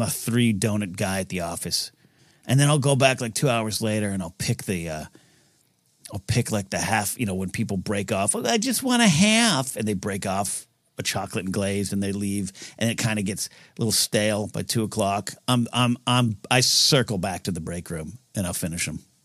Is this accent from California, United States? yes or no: yes; San Luis Obispo, California, United States; moved away as an adult; also born or lived in Shell Beach; now in Los Angeles, United States; there was a deli, uh, like a sandwich place back in my hometown that I loved when I was there in the nineties. Then I moved to L